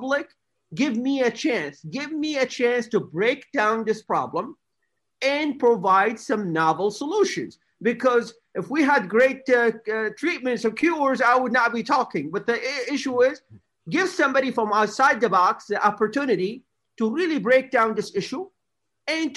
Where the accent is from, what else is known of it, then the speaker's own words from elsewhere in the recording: America's Midwest, United States; I grew up in America's Midwest, a beautiful part of the United States